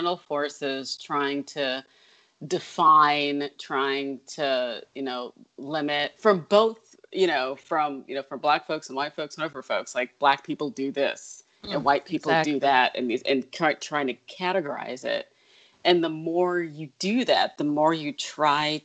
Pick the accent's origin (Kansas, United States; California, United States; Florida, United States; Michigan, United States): Michigan, United States; Detroit; now in Brooklyn, United States; I grew up in Detroit, which is a kind of gothic-y kind of has a gothic-y kind of vibe to it.